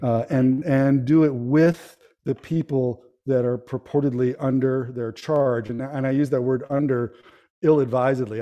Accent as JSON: {"language": "English", "town": "Palo Alto", "region": "California", "country": "United States", "tie": "born or raised there", "also_born_or_lived": "El Paso, Texas", "moved": "as an adult", "lives_now": "Kentucky, United States", "said": "I'm from the Bay Area, San Francisco Bay Area, and uh, I grew up. I was born in Palo Alto and grew up in that area"}